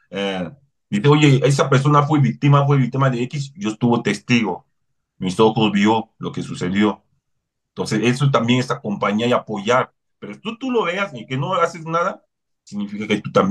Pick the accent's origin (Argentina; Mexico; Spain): Mexico; Yo como mexicano, ¿qué puedo hacer para que las cosas cambien?